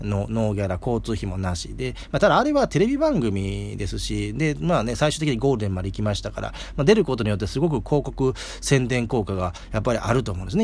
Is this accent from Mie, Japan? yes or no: yes; Sakakibara Onsen, Mie, Japan; 僕の地元の榊原温泉でやっててですね